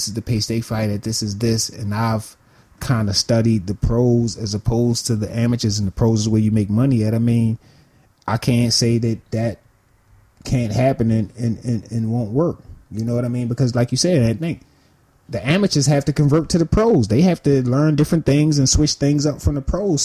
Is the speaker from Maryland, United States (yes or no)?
yes; Baltimore, Maryland, United States; Baltimore, my hometown